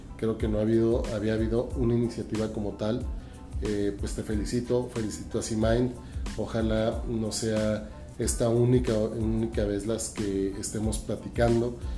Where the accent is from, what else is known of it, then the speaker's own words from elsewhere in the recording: Ciudad Juárez, Chihuahua, Mexico; como somos los chihuahuenses, como somos los juarenses luchadores